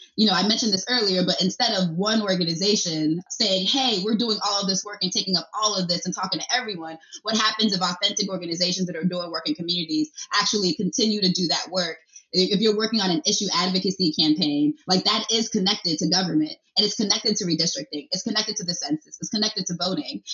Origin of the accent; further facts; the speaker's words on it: Nigeria; now in Pennsylvania, United States; I'm from Nigeria